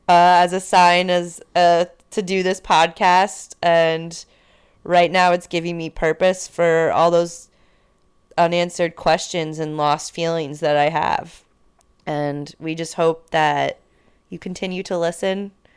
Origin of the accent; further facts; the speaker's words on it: Connecticut, United States; now in Washington, D.C., United States; I'm from Connecticut, but I'm in D C.